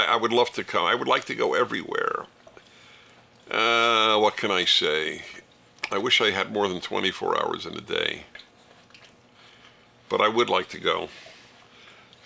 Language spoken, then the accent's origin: English; United States; as an American